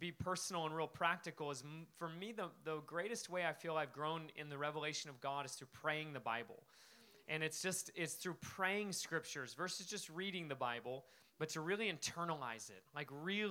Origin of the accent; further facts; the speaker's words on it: Alaska, United States; moved away as an adult; also born or lived in Spokane, Washington; I came from Alaska